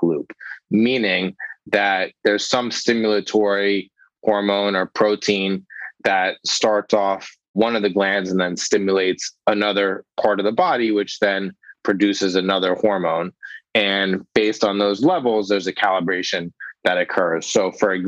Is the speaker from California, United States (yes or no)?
yes; Los Angeles, California, United States; moved away as an adult; now in New York, United States; I grew up in Los Angeles, but did all my medical training here in New York